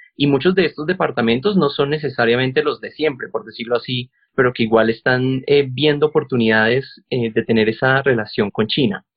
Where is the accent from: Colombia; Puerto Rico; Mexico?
Colombia; acá en Colombia como colombianos y colombianas